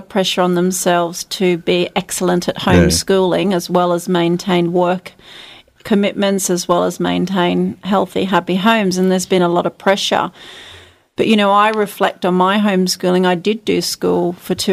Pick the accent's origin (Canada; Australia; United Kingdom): Australia; Charters Towers, Queensland; also born or lived in Townsville / Lismore, New South Wales; I grew up on a cattle station inland of northwest of Charters Towers on the Greenvale Road. I was born in Townsville and lived on a cattle station till I was 14